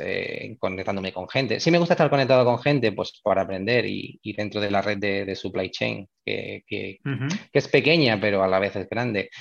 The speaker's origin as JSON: {"language": "Spanish", "town": "Málaga", "region": "Andalusia", "country": "Spain", "said": "en la Universidad de Málaga, que es de donde yo soy"}